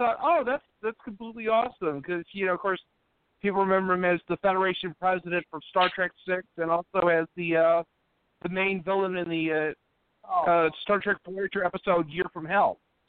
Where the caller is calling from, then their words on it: Charlottesville, Virginia, United States; calling from Charlottesville, Virginia.